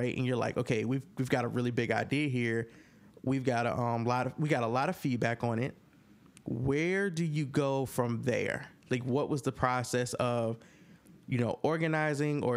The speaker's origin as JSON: {"language": "English", "area": "Hampton Roads", "region": "Virginia", "country": "United States", "tie": "born or raised there", "moved": "yes", "lives_now": "Maryland, United States", "said": "I'm from 7572, born and raised Hampton Roads"}